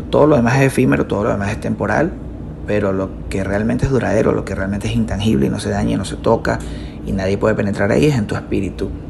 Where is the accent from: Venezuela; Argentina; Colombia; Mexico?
Venezuela; Necesito dejar de hacer tantas cosas que hacemos como venezolanos, como cultura venezolana, para que eso pueda cambiar.